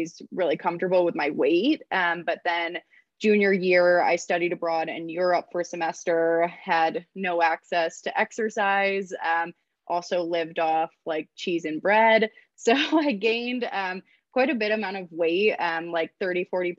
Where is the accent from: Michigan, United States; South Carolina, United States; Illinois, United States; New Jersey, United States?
Michigan, United States; Ann Arbor; also born or lived in Ohio; now in Denver, United States; grew up in Ann Arbor, Michigan